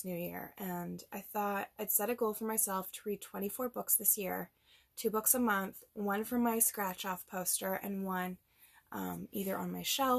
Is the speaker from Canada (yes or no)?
yes; Grimsby, Ontario, Canada; I grew up in Grimsby.